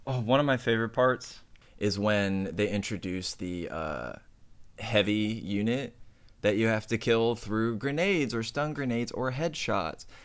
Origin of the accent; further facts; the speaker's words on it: United States; I'm American